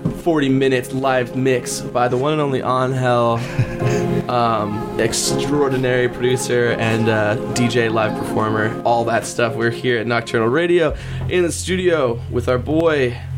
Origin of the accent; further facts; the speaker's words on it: Humboldt County, California, United States; moved away; I'm from Humboldt County as well.